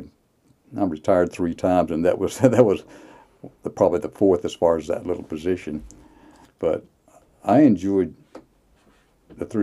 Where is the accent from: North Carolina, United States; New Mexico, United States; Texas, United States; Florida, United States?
North Carolina, United States; Cabarrus County; I was born in Cabarrus County, Cabarrus Hospital